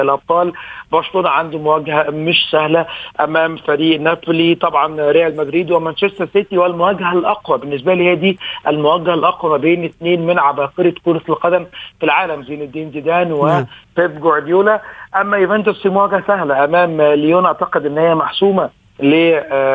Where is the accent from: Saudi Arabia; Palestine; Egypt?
Egypt; كلنا كمصريين وكلنا كعرب